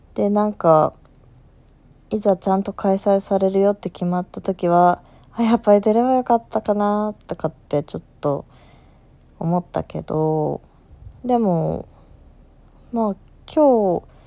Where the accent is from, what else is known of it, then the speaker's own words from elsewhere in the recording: Aichi, Japan; also born or lived in Osaka; 地元愛知の、えー、吹奏楽団の定期演奏会